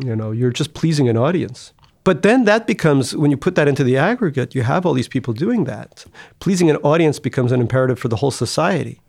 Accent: United States; growing up in America.

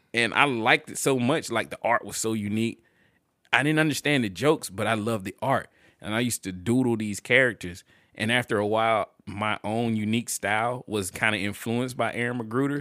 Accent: Montgomery, Alabama, United States; I grew up in Montgomery.

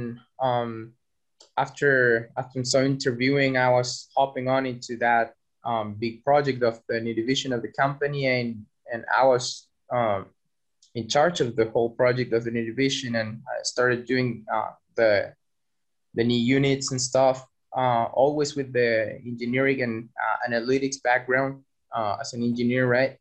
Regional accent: Chile; moved away as an adult; now in Berlin, Germany; I'm from Chile, South America

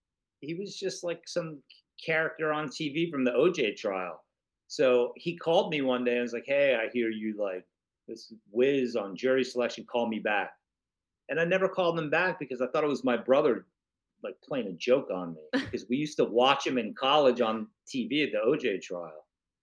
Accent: Florida, United States; also born or lived in New York; I was born in New York. We moved to Florida. I went back to New York because I wanted to write.

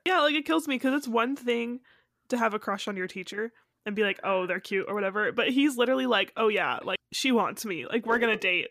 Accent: United States; I am also from America

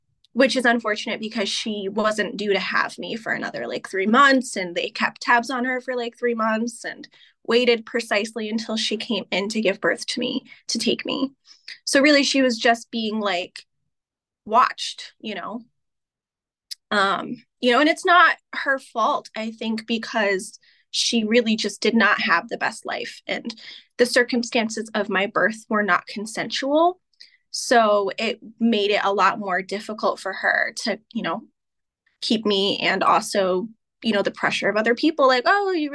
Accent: Pittsfield, Massachusetts, United States; I was born in Pittsfield, and then I was adopted and lived about 30 miles north of where I was born

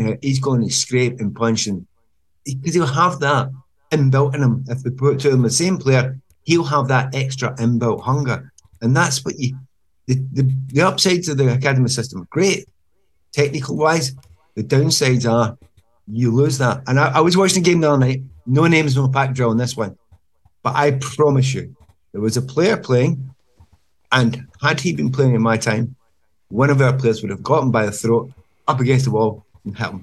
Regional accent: Glasgow, Scotland, United Kingdom; moved away as an adult; I'm Glaswegian

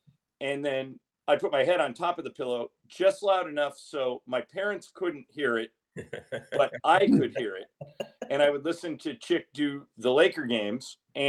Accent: Southern California, United States; I was a kid growing up in Southern California.

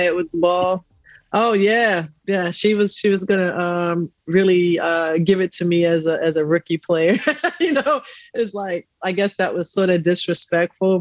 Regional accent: New York City, New York, United States; I grew up in Astoria housing projects

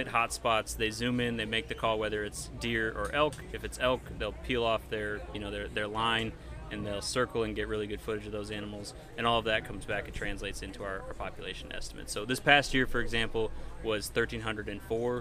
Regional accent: Finger Lakes region, Western New York, United States; moved away as an adult; also born or lived in Michigan / Alberta / Montana; now in Pennsylvania, United States; I am originally from Western New York, not far away, you know, just over the border into New York, Finger Lakes region

